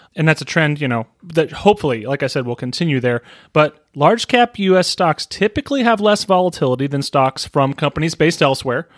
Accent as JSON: {"language": "English", "country": "United States", "said": "I'm an American"}